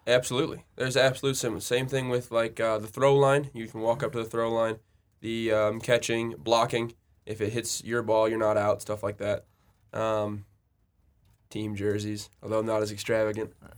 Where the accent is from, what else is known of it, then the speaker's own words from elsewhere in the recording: Royal Oak, Michigan, United States; I'm from Royal Oak, Michigan, which is, if you're unfamiliar, it's like Metro Detroit area